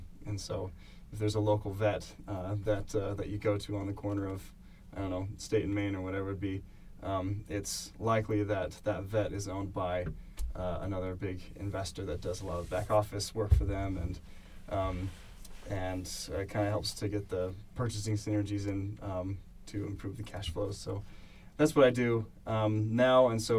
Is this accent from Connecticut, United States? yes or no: yes; Connecticut, United States; moved away as an adult; also born or lived in Utah / London, United Kingdom; now in Bath, United Kingdom; I grew up in Connecticut. I came to BYU probably in 2003, served a mission in there